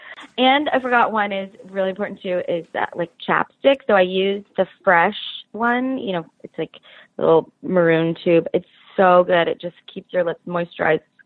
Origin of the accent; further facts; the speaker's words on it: Oregon, United States; now in Orange County, California, United States; I grew up in Oregon